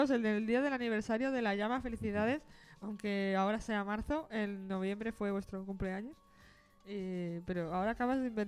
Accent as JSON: {"language": "Spanish", "town": "Tangier", "region": "Tanger-Tetouan-Al Hoceima", "country": "Morocco", "said": "Yo soy un moro de Tanger y me quiero presentar."}